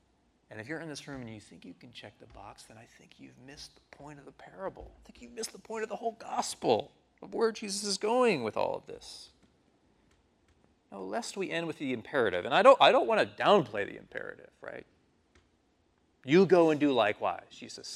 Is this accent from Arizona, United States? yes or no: no; New York City, New York, United States; I'm from New York City